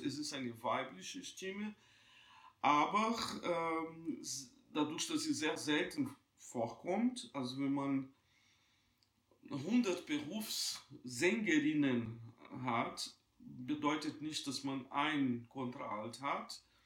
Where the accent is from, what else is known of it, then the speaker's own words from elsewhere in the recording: Juiz de Fora, Minas Gerais, Brazil; moved away; ich bin in Brasilien geboren, in einer damals ganz kleinen Stadt, Juiz de Fora.